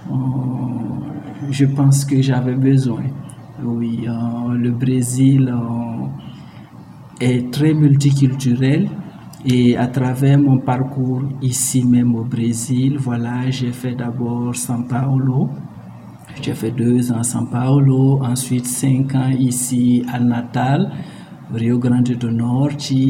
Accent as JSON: {"language": "French", "country": "Burkina Faso", "also_born_or_lived": "Mali", "moved": "as an adult", "lives_now": "Brazil", "said": "Je suis burkinabé, j'appartiens à la communauté Mouaga et l'adjectif au, singulier c'est Moaga, euh, la communauté au pluriel euh, c'est Mosé."}